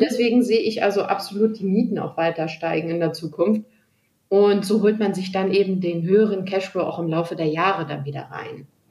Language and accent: German; Germany; bei uns in Deutschland